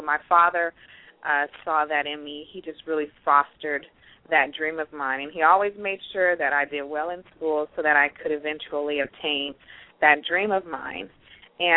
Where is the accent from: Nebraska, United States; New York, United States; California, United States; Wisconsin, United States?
California, United States; Pittsburg; I'm from Pittsburgh, California. I was born, raised out here in the West Coast